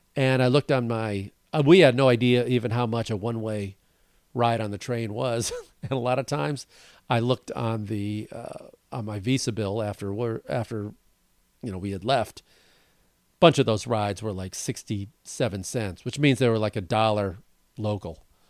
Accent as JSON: {"language": "English", "region": "Wisconsin", "country": "United States", "tie": "born or raised there", "moved": "yes", "lives_now": "Los Angeles, United States", "said": "up north around where I grew up. You know, I was born in Wisconsin"}